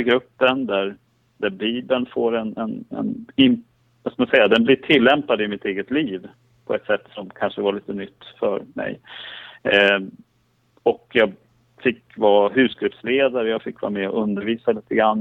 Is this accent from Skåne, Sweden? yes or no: no; Skellefteå, Västerbotten County, Sweden; moved away; jag har vuxit upp i, i, i Norrland, i Skellefteå